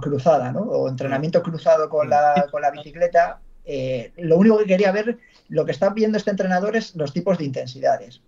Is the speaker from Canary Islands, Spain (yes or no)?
no; Valladolid, Castile and León, Spain; soy de Valladolid